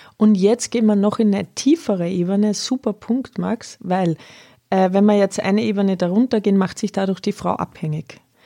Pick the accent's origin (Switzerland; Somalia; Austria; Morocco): Austria; now in Bavaria, Germany; Jetzt komme ich aus Österreich, ja. kleinem katholischen Dörfchen